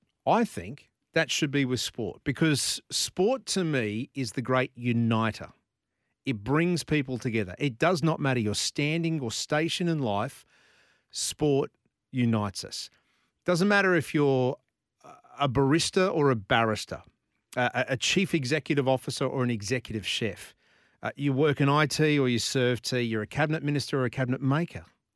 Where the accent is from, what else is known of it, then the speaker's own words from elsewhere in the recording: Australia; But the one thing I am is Australian